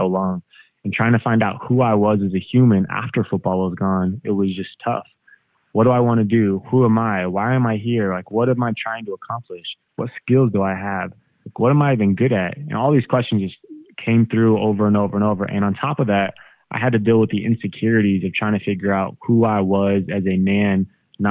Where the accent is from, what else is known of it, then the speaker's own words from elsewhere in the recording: Colorado, United States; I grew up in Colorado